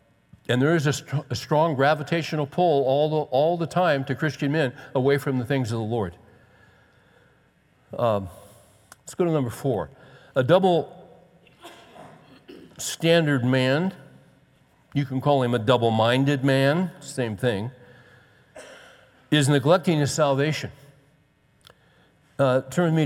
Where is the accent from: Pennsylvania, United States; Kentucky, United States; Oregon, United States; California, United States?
California, United States; I grew up in California.